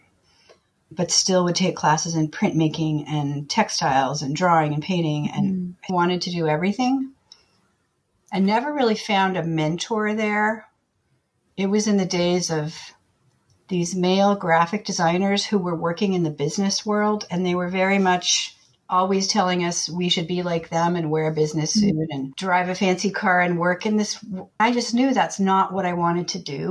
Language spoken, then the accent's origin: English; Oakland, California, United States; I grew up in Oakland, third generation Oakland native